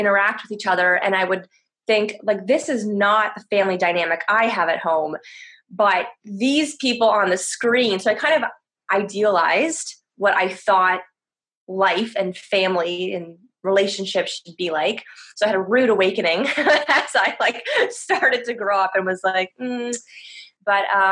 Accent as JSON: {"language": "English", "town": "Toronto", "region": "Ontario", "country": "Canada", "moved": "as an adult", "lives_now": "France", "said": "I'm originally from Toronto"}